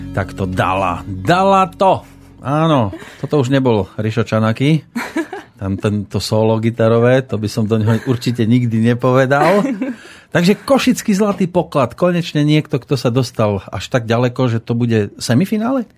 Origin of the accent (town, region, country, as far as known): Slovakia